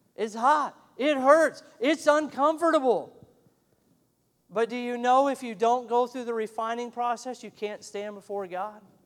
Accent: Montana, United States; moved away; I'm from Montana originally, and I love fly fishing and we have a world class trout stream that runs right through my hometown

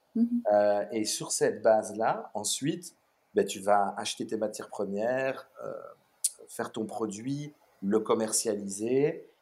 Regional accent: Brussels, Brussels-Capital Region, Belgium; also born or lived in Melbourne, Australia; je suis bruxellois d'origine. J'ai grandi juste à côté. on habitait à côté du Manneken Peace, donc vraiment centre-ville de, de, Bruxelles

